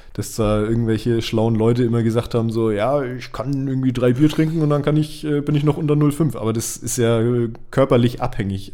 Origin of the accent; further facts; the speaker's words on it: Bavaria, Germany; bei uns in Bayern